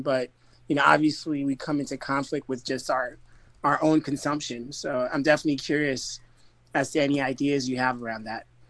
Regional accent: Florida, United States; growing up in Florida and spending my summers in the Caribbean and Haiti in particular

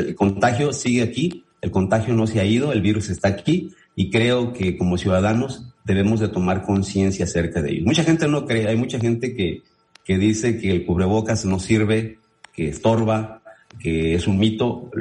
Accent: Mexico; nosotros también como mexicanos

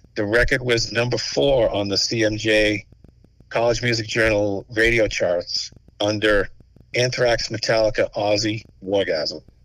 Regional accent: Stoughton, Massachusetts, United States; We're from Stoughton on the South Shore

